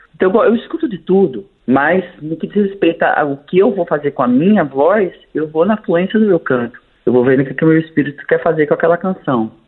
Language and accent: Portuguese; Pernambuco, Brazil; moved away as an adult; also born or lived in United States; now in Rio de Janeiro, Brazil; eu sou, eu sou pernambucano, moro no Rio há 25 anos